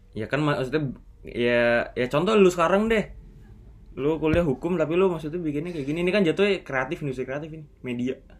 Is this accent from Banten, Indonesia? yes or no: yes; South Tangerang, Banten, Indonesia; also born or lived in Jakarta; gua dari Bintaro, Tanjung Duren